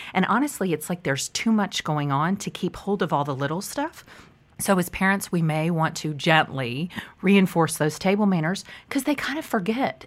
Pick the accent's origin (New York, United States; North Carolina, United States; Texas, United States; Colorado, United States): Texas, United States; Park Cities; I grew up in the Park Cities, but actually now I live more like Preston Royal